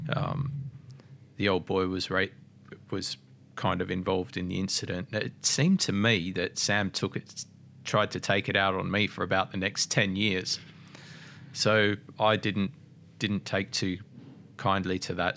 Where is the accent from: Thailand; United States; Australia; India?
Australia; Mildura, Victoria; I grew up in Mildura